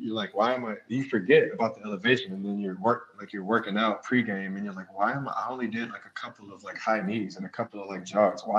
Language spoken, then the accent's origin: English; Jacksonville, Florida, United States; born there; And I was born in Jacksonville.